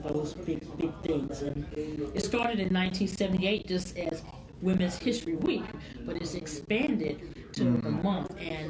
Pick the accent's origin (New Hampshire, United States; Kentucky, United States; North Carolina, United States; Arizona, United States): Kentucky, United States; Louisville; I'm from Louisville, Kentucky, and my grandmother and my mom were very involved in politics.